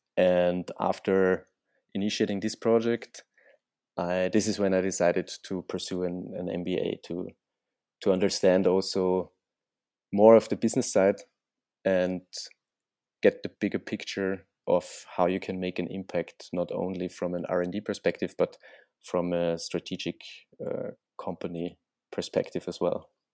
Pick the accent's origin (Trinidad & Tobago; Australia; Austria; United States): Austria; moved away; I'm originally from Austria